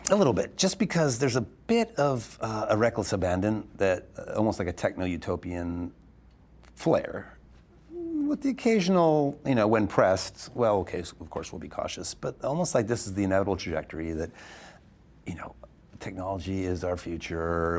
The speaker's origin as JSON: {"language": "English", "region": "Arizona", "country": "United States", "tie": "born or raised there", "said": "I was born in Arizona, Estonian immigrants who came here"}